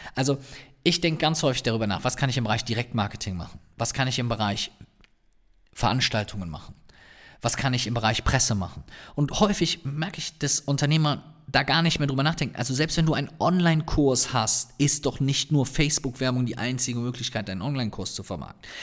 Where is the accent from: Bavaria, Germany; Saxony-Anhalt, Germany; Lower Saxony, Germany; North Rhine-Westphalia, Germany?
North Rhine-Westphalia, Germany; Cologne; accent: Cologne (Kölner); meinen Kölner Akzent